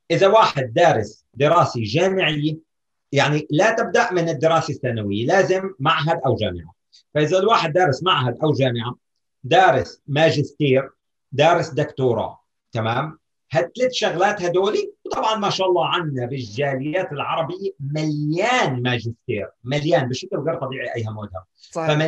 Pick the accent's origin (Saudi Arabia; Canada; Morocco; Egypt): Canada; مع اني انا كندي وعايش في كندا 30 سنه